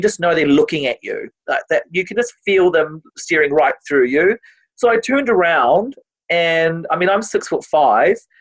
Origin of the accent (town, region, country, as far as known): New Zealand